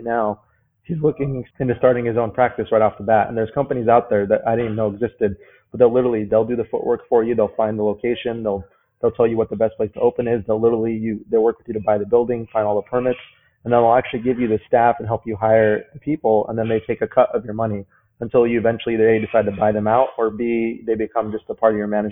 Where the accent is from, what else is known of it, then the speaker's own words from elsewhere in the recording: New Mexico, United States; moved away; also born or lived in Seattle; I'm originally from New Mexico myself